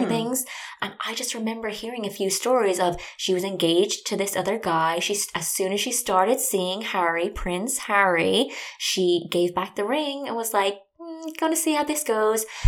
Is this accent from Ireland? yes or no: yes; Ireland; I'm from Ireland and I grew up there